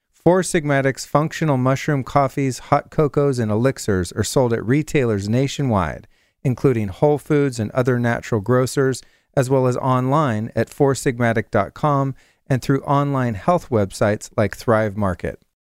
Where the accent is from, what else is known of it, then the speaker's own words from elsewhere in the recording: California, United States; I grew up mostly in California